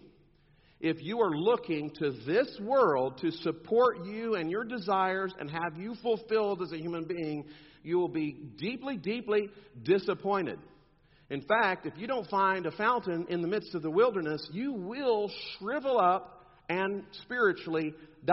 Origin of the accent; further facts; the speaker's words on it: South Texas, United States; I'm from South Texas